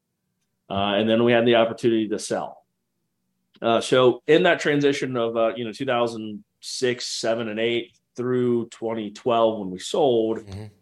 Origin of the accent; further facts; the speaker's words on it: Jacksonville, Florida, United States; also born or lived in Houston, Texas; we grew up in Jacksonville and this is a very large naval, city